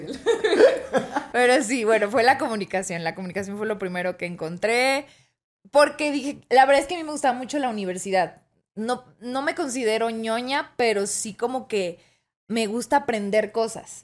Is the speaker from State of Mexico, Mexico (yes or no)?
yes; Toluca, State of Mexico, Mexico; also born or lived in Tijuana; soy de Tijuana pero desde muy chiquita me vine a mudar, me mudé a la Ciudad de México y luego al Estado de México, a Toluca específicamente